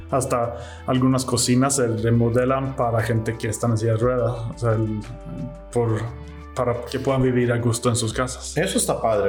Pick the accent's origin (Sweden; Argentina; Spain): Sweden; High Coast, Västernorrland County; Spanish is a second language; moved away as an adult; now in Mexico; ahí era donde yo nací